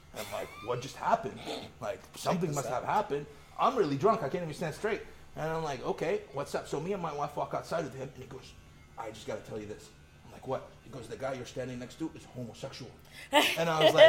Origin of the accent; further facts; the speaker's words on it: Iraq; moved away; where are you from? And I said, Iraq